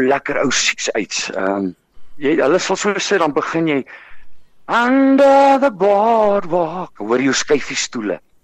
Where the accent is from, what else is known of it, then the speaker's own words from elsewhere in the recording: West Rand, Gauteng, South Africa; also born or lived in Potchefstroom; Ek is gebore in Vogwel, ehm um, in die Wesrand, uh in in uh 1974